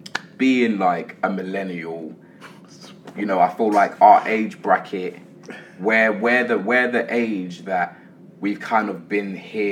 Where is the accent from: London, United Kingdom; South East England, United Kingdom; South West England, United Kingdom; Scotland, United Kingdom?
London, United Kingdom; We're both from Islington.